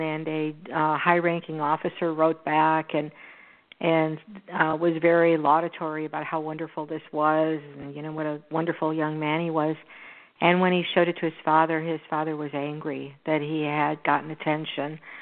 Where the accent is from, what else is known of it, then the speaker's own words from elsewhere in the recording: Houston, Texas, United States; this is in my hometown. It's in Houston